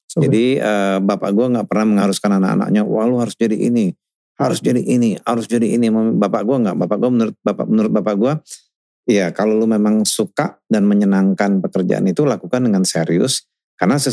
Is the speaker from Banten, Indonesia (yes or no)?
no; Minas, Riau, Indonesia; kecil udah besar di Caltex. Caltex itu 70% itu tuh expatriate